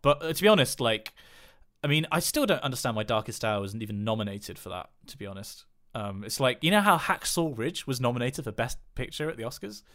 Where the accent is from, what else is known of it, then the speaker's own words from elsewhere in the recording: West Country, South West England, United Kingdom; I'm from the West Country